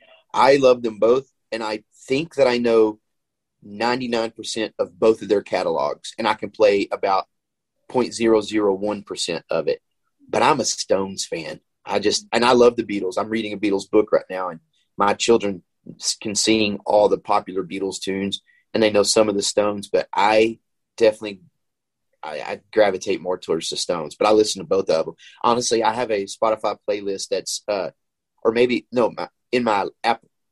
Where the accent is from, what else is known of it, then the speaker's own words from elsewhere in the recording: Texas, United States; I grew up in Texas